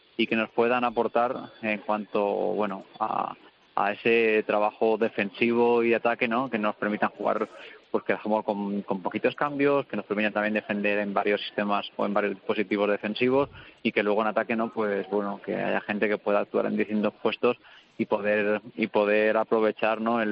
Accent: Petrer, Valencian Community, Spain; lo hice en mi, en mi pueblo, lo hice con mi gente, con mi familia, mi mujer, mis padres

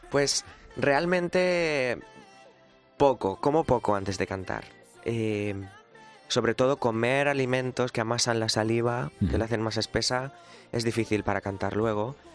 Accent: Ricote, Region of Murcia, Spain; mi pueblo de Ricote, de mi, de mi, de mi Murcia querida.

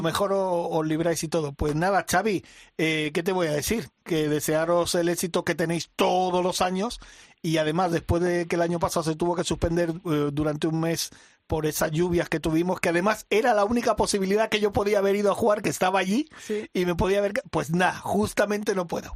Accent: Mallorca, Balearic Islands, Spain; moved away; mi tierra, a Mallorca.

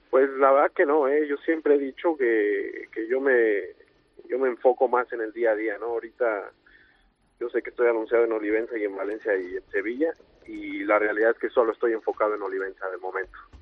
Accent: Mexico; Toreando en, en mi país y, y también en Colombia

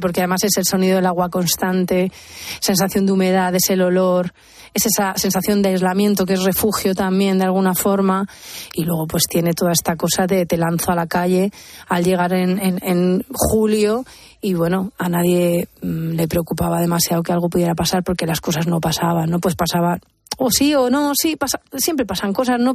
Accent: Albacete, Castilla-La Mancha, Spain; moved away as an adult; cuando me fui de Albacete, que fue la huida, la primera gran ir a la universidad

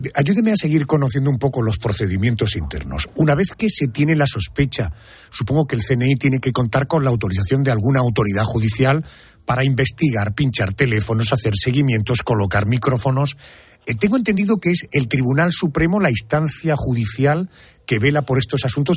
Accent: Spain

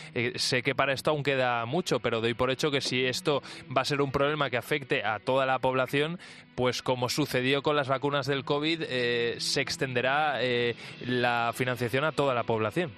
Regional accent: Valencia, Valencian Community, Spain; yo soy de Valencia

